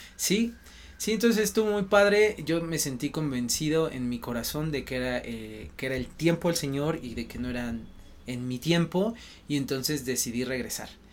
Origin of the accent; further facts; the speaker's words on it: Mexico City, Mexico; soy de aquí de la Ciudad de México, del centro